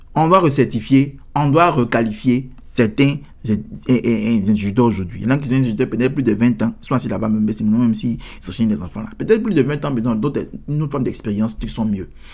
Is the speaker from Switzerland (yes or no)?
no; Côte d’Ivoire; now in United States; chez nous, en Côte d'Ivoire